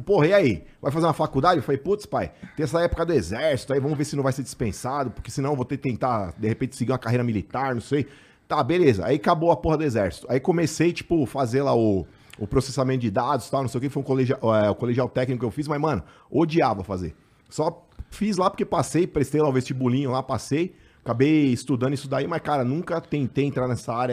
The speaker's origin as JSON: {"language": "Portuguese", "region": "São Paulo", "country": "Brazil", "tie": "born or raised there", "said": "A gente é da Vila Maria, mano. Nosso apelido na infância lá era … e …"}